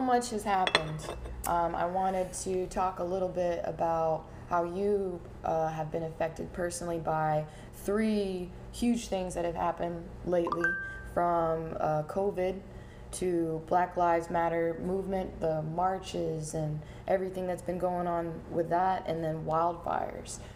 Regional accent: North Carolina, United States; now in Portland, United States; I come from North Carolina

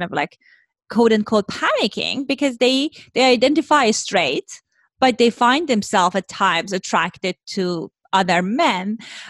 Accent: Iran; moved away; I grew up in Iran, in Middle East.

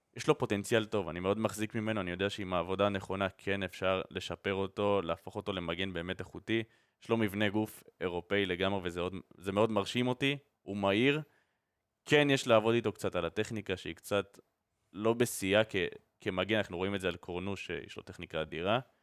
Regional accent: Israel; אנחנו גדלנו פה ואנחנו חיים פה

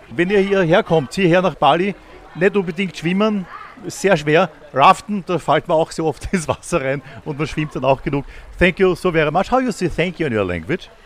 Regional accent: Austria; Wir sagen in Österreich

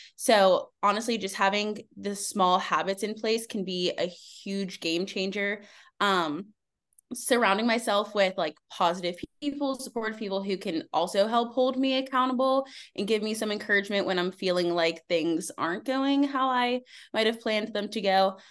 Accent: Pittsburgh, Pennsylvania, United States; I'm from Pittsburgh, Pennsylvania

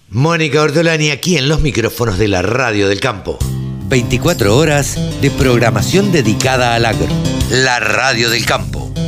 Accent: Maipú, Argentina; moved away as an adult; mi pueblo, a Maipú

